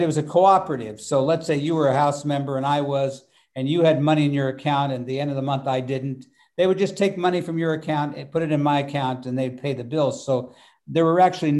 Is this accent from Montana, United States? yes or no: no; Wichita, Kansas, United States; the Boeing company had 30,000 employees in Wichita